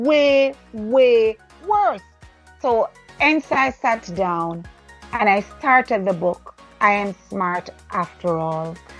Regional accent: Jamaica; moved away; I was from Jamaica

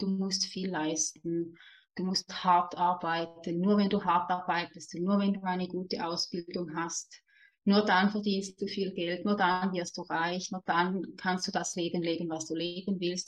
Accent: Switzerland; accent: Swiss German dialect; ich lebe in der Schweiz, wie man vielleicht auch hört an meinem süßen Dialekt

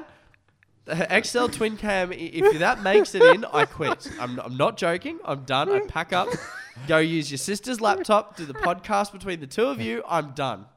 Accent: Australia

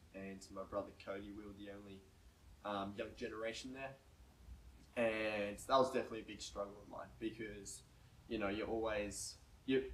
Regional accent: Oakey, Queensland, Australia; now in New South Wales, Australia; up in my hometown, Oakey, where I was born in Queensland. Queenslander all the way.

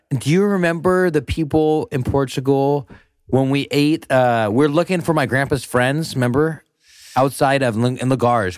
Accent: United States; growing up, as an American

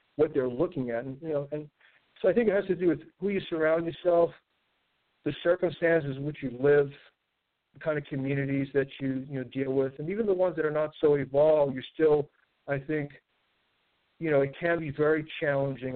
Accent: New York City, New York, United States; moved away as an adult; growing up in Brooklyn in a very kind of limited circumstance

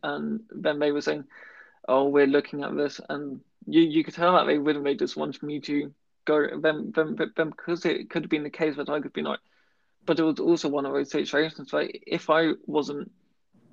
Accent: United Kingdom; being very British

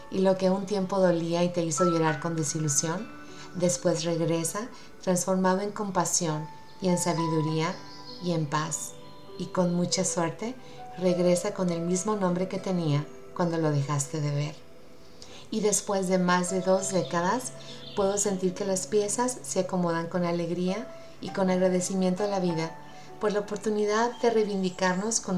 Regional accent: Utah, United States; Por ahorita yo insisto que los mejores atardeceres son de mi tierra. El cielo rojo me llena de nostalgia y de sentimiento. Quiero cerrar los ojos y ver las montañas de Utah.

